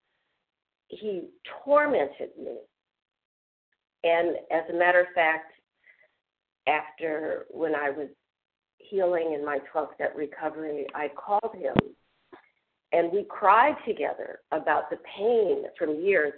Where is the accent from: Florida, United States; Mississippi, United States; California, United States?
Mississippi, United States; Biloxi; when I was in the seventh grade in Biloxi, Mississippi